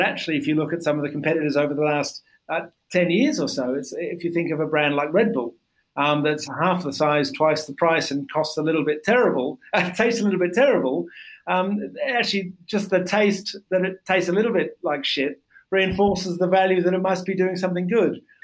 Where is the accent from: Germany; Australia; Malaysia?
Australia; I grew up in Australia